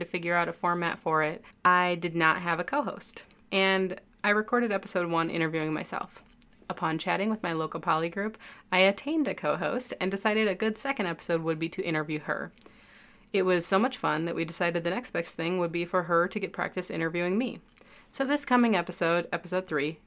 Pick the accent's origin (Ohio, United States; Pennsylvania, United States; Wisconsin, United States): Wisconsin, United States; also born or lived in Milwaukee; I'm from Wisconsin, but I've been living in Milwaukee for about 12 years now